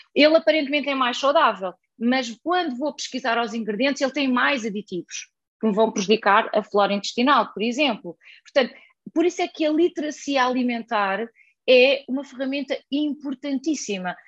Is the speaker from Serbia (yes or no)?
no; Portugal; Na aldeia onde eu cresci, se eu quiser encomendar uh, comida online, ninguém lá vai entregar comida